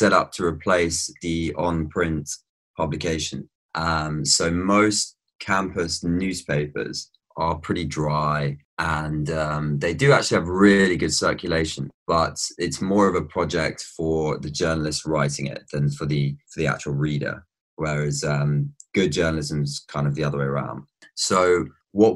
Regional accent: Brighton, South East England, United Kingdom; now in Amsterdam, Netherlands; I grew up in Brighton, but my family's actually from the West Country

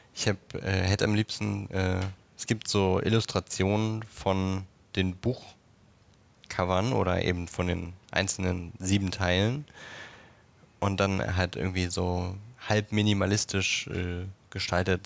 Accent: Berlin, Germany; wo ich in Berlin geboren bin

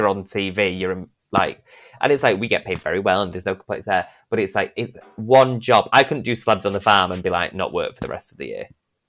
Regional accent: Northern England, United Kingdom; accent: northern; my accent, because I'm too northern.

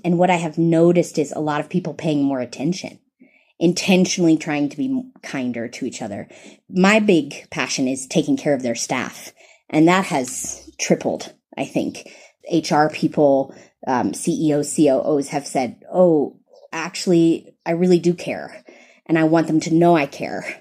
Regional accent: the South, United States; accent: American; moved away as an adult; also born or lived in East Africa; now in Kenya; I'm from the South in the United States. You can tell I'm American by my accent.

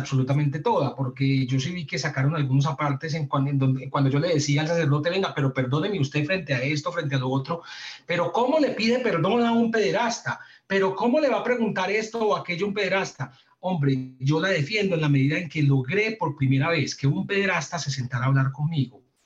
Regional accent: Medellín, Antioquia, Colombia; yo soy de Medellín

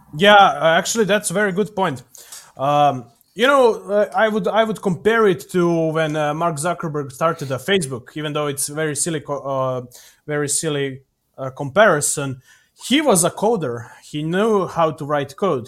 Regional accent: Serbia; Here in Novi Sad, because I'm from Serbia

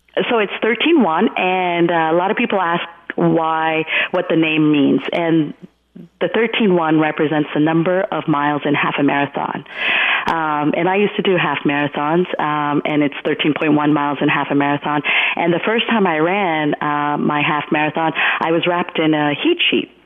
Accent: Hamilton, Ontario, Canada; moved away as an adult; also born or lived in Gujarat, India; now in New York, United States; My family migrated in 1976 to Hamilton, Ontario, Canada. Um, and so I did all my schooling there.

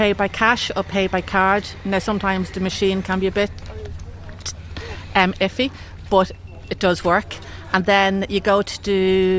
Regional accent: Termonfeckin, Leinster, Ireland; I'm actually from Termonfeckin.

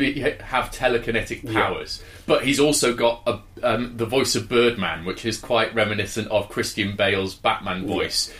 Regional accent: England, United Kingdom; we're English

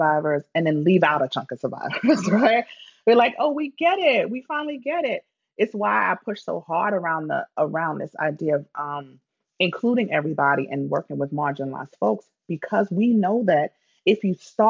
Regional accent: New York City, New York, United States; I'm from the Bronx.

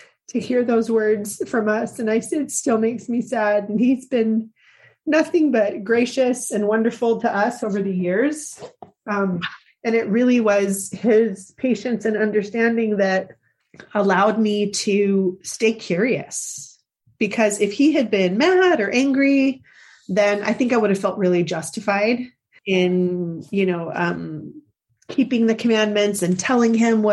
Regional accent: Central California, United States; Growing up in Central California, there weren't a lot of other Mormons who were my age

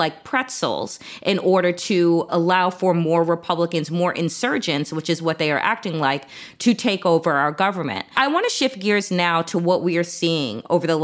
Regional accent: Suffolk County, Long Island, New York, United States; I am from New York, from Suffolk County, Long Island

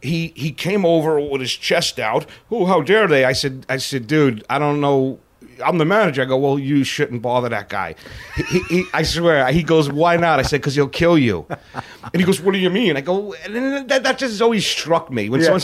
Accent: New York City, New York, United States; moved away; also born or lived in Florida; I'm from the Bronx, New York, you know, and that's where I grew up

